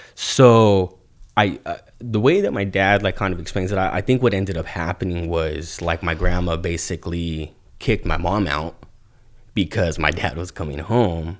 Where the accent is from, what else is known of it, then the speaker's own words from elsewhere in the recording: Ventura, California, United States; also born or lived in Oxnard, California; I lived on the Avenue from the time I was in second grade, uh, till I was a freshman in high school